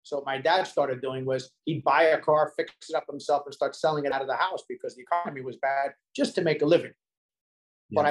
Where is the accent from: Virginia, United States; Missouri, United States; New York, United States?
New York, United States; New York City; now in Hollywood, Florida, United States; We were raised in Staten Island, New York.